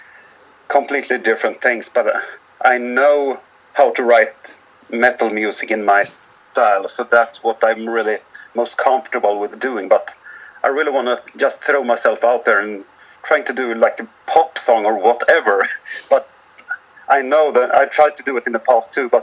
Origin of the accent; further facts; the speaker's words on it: Sweden; our hometown, because it's we've got about 15,000 people here